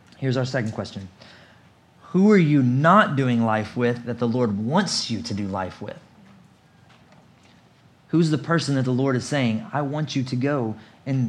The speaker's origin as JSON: {"language": "English", "country": "United States", "tie": "born or raised there", "also_born_or_lived": "South Asia / Richmond", "moved": "as an adult", "said": "I was born in America"}